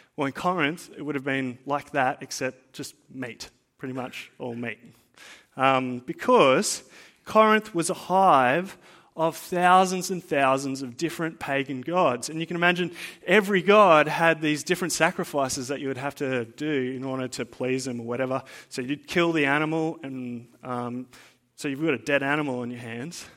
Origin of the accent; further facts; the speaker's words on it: Blue Mountains, New South Wales, Australia; now in Central Coast, Australia; I didn't grow up on the Central Coast, right? I grew up in the Blue Mountains